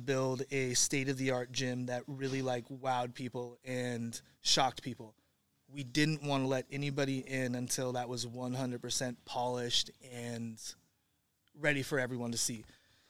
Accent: Santa Rosa, California, United States; I'm from Santa Rosa, California. So, okay. I was born in Santa Rosa. I've been from Santa Rosa to Hawaii to Oregon to this spot.

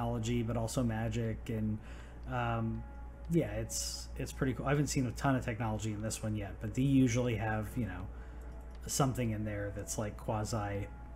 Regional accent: United States; I'm American

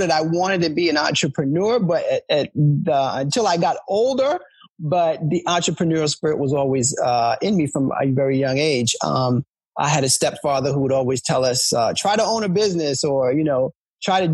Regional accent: New York City, New York, United States; moved away as an adult; now in Delaware, United States; I grew up in New York City

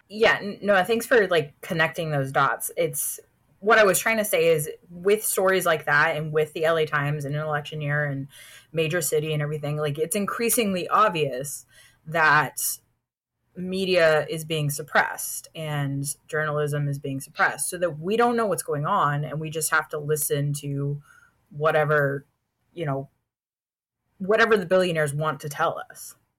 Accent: Houston, Texas, United States; my hometown publication

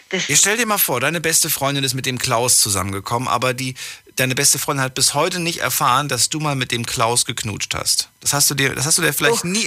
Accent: Sulzbach, Germany; ich komme aus Sulzbach.

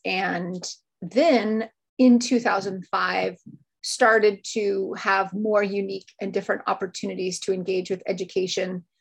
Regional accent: New York, United States; moved away as an adult; also born or lived in Hong Kong; now in China; I'm from the US, which you can hear in my voice, I'm sure. I grew up in New York

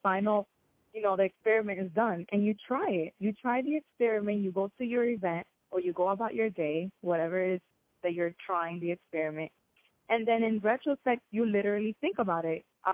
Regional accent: United States; yet I am American and I was raised here

